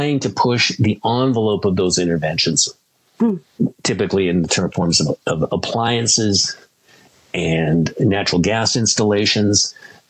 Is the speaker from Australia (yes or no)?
no; Canada; I'm speaking here as a Canadian